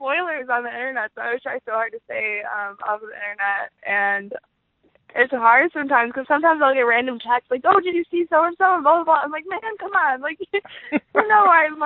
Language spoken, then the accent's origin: English; Chicago, Illinois, United States; accent: Chicago; my Chicago accent is coming through when I say odd. just bear with me. I have a little bit of an accent